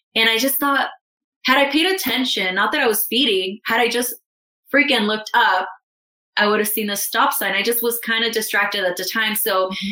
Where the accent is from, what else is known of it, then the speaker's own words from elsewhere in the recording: Calexico, California, United States; I moved in with my mom in my hometown, Calexico, in the Imperial Valley. It's a border town to Mexico, Mexicali.